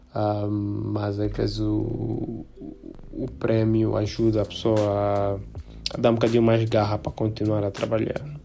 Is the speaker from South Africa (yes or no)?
yes; South Africa; born or raised there; now in Angola